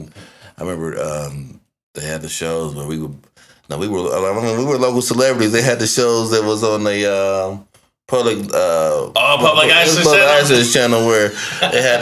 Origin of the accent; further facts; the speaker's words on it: Nashville, Tennessee, United States; moved away; also born or lived in Detroit / Columbus; I'm originally from Nashville